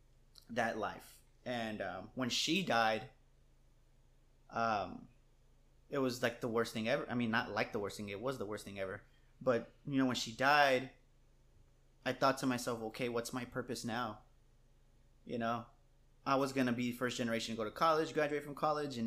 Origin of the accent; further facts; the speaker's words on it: San Antonio, Texas, United States; growing up on the West Side